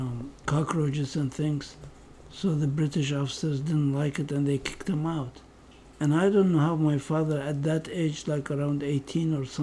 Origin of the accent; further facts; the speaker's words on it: Baghdad, Baghdad Governorate, Iraq; moved away as an adult; also born or lived in Kansas / Stanford; I grew up in Baghdad.